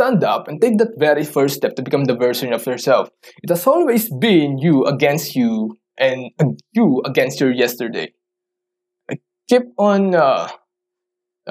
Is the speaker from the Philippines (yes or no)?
yes; Philippines; English is a second language; I'm a Filipino. I don't usually talk in English.